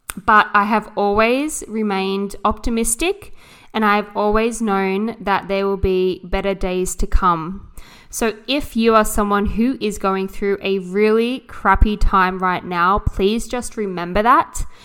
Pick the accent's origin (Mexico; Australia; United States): Australia; Jervis Bay, New South Wales; also born or lived in Sydney; I grew up down here in a coastal town